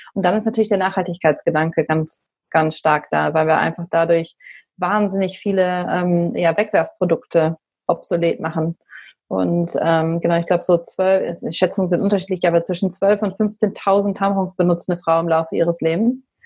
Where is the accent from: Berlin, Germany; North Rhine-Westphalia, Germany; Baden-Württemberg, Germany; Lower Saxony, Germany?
Berlin, Germany; ich komme auch aus Berlin.